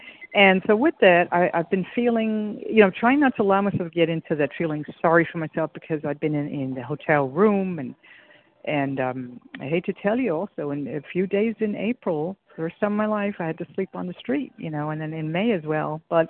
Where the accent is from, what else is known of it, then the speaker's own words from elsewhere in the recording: New York City, New York, United States; moved away; because I'm in a strange land and with strange ways, and you know, I came from New York City, and it's a little tough